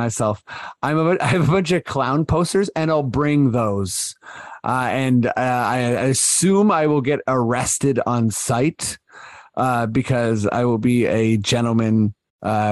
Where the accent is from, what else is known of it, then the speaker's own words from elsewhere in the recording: Canada; We're showing our Canadian-ness here as well.